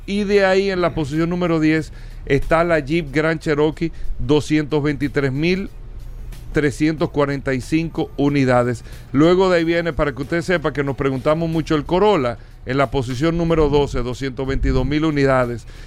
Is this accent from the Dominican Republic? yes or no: yes; Dominican Republic; para nosotros como República Dominicana